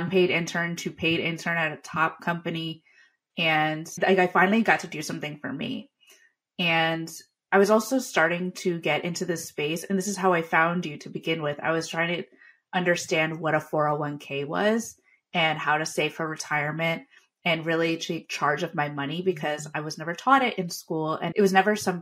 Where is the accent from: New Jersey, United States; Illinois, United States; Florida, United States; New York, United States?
New York, United States; Long Island; I'm from Long Island, New York